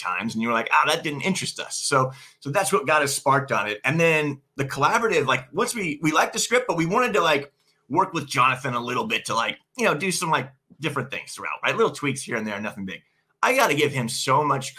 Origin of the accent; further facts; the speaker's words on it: Central California, United States; we're from Central California. It's a bit of a different vibe, you know. We are from the country. We're from a rural part of California